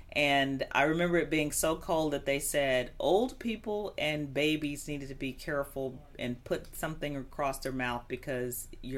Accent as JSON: {"language": "English", "town": "Chicago", "region": "Illinois", "country": "United States", "tie": "born or raised there", "said": "I grew up in the Chicago area"}